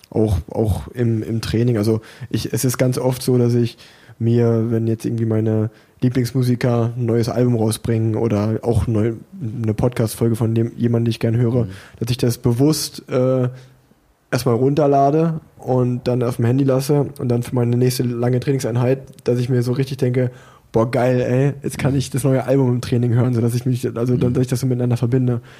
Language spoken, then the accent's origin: German; Unna, North Rhine-Westphalia, Germany; born there; now in Cologne, Germany; Ich meine, als gebürtiger Uneraner, das liegt ja eigentlich äh